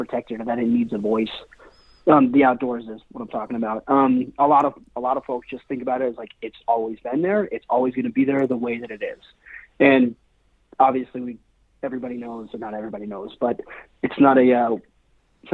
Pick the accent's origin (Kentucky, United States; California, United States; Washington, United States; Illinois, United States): Washington, United States; Seattle; also born or lived in Spain / Paris; I was born and raised in Seattle.